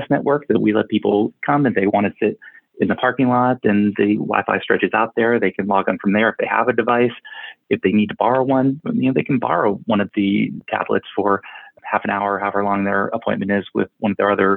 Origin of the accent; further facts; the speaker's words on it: Charlotte, North Carolina, United States; I grew up in Charlotte, North Carolina, and have my practice here in Huntersville, just outside of Charlotte